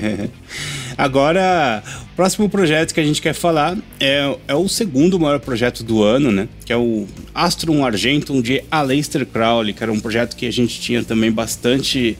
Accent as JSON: {"language": "Portuguese", "region": "São Paulo", "country": "Brazil", "said": "a gente é de São Paulo aqui"}